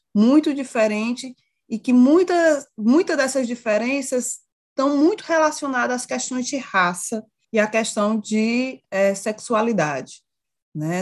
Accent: Ceará, Brazil; Sou do Ceará

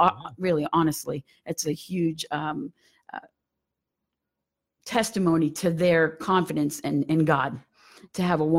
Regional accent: Massachusetts, United States; moved away; also born or lived in Canada / Warwick, Rhode Island / Pennsauken; I'm actually from Massachusetts. You might hear it once in a while.

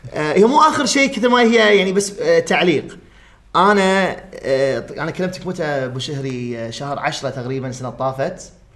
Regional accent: Kuwait; عندنا بالكويت

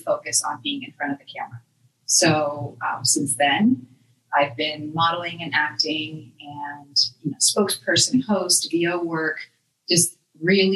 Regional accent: Dominican Republic; now in Tampa, United States; I'm from the Dominican Republic, but I've lived in Tampa a long time

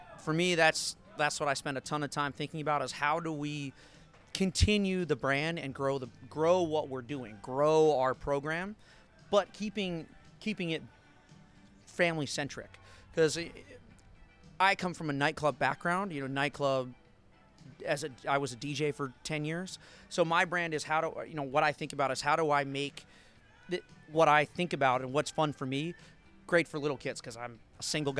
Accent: Washington, District of Columbia, United States; For me, it was a big change, lifestyle change moving down here. I came from Washington, D.C., so kind of getting into the Southern living, Southern lifestyle

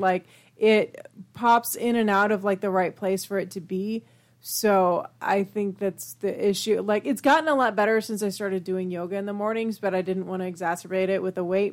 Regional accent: United Kingdom; I'm British

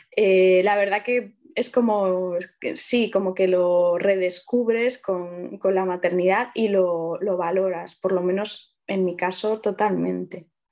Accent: Vigo, Galicia, Spain; moved away as an adult; now in Allariz, Spain; yo soy de Vigo, eh, ahora vivo en Ayariz desde hace unos años

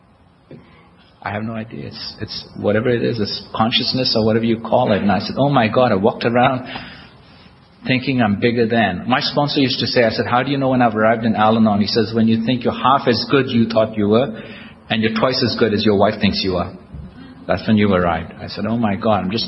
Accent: India; now in United States; I'm Indian, American, I'm a citizen of the United States.

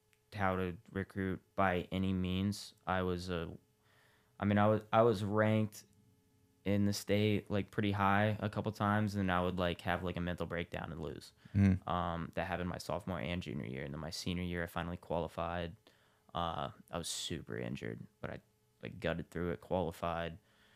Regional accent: Columbus, Ohio, United States; I'm from Columbus.

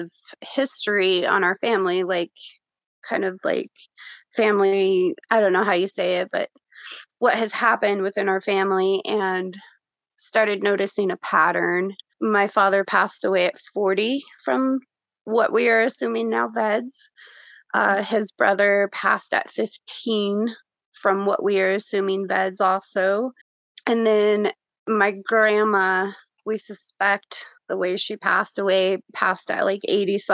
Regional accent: Denver, Colorado, United States; I'm from Denver, Colorado, 39 years old, mom of three

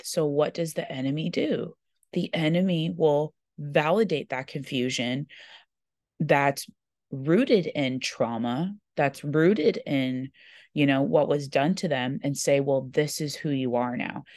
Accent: Corona, California, United States; I grew up in Corona, California.

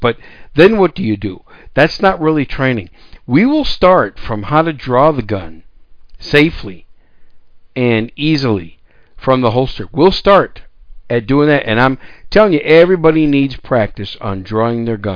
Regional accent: Wisconsin, United States; also born or lived in New York City; I was raised in Wisconsin, so I call Wisconsin my home state

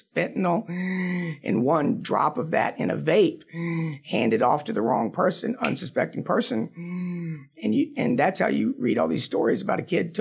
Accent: Manteo, North Carolina, United States; when I was 18 years old, growing up in Roanoke Island, that small town of Mania

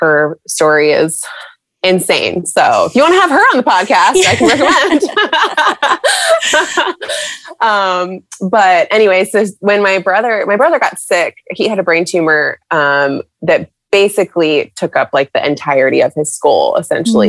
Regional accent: San Diego, California, United States; moved away as an adult; now in Charlotte, United States; I'm originally from California, San Diego specifically

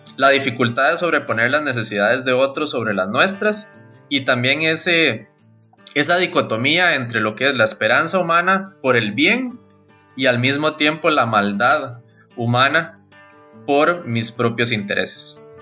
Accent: Costa Rica; first language Spanish; soy costarricense, un autor nacional

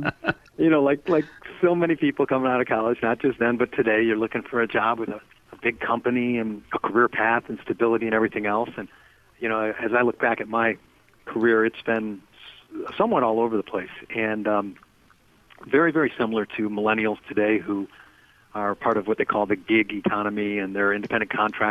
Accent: Detroit, Michigan, United States; I was born in Detroit and grew up there and went to school at a place called Eastern Michigan University

